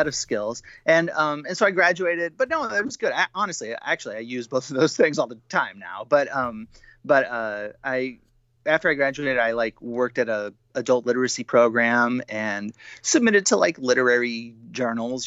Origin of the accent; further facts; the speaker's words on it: Bloomington, Illinois, United States; moved away as an adult; also born or lived in Oxford, Ohio / Columbus, Ohio / Chicago, Illinois / Wisconsin; I grew up in Central Illinois, Bloomington Normal, Illinois.